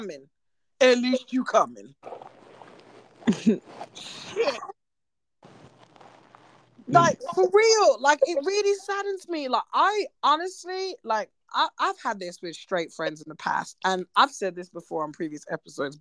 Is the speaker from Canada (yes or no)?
no; United Kingdom; I'm British.